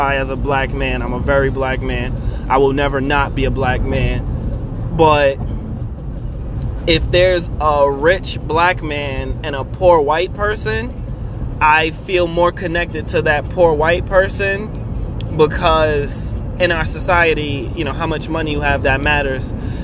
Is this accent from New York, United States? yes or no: yes; Brooklyn, New York, United States; I'm from Brooklyn